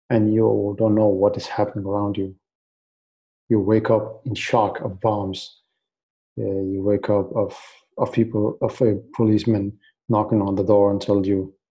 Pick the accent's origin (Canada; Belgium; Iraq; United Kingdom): Iraq; Baghdad, Baghdad Governorate; English is a second language; moved away; So I came. I came from Iraq. Uh, we moved in 2003 uh, because mm. of the war, the the invasion of Iraq